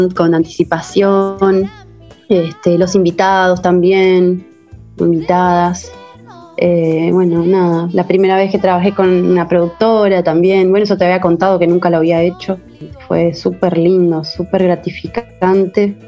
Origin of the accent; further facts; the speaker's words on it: Costa de Oro, Canelones, Uruguay; now in Punta del Diablo, Uruguay; cerca de Montevideo y, de la Costa de Oro, de donde soy, más o menos a una hora